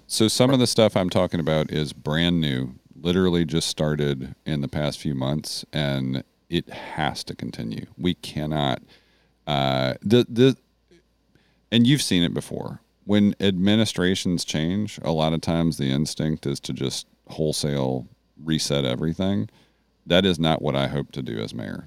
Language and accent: English; Nashville, Tennessee, United States; to be in my hometown where my dad is a songwriter and we've got Music City flowing in our bloods